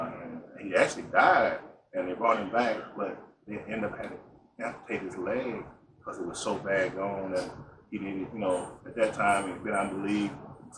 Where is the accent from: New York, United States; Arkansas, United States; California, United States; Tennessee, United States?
Tennessee, United States; Bells; moved away; also born or lived in Atlanta, Georgia; I'm from Bellbrook. So I tell the story all the time. When I left Tennessee and went to Atlanta to play basketball